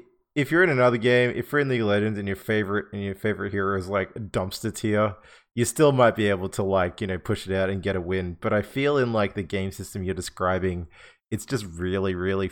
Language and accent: English; Australia; because we are Australian.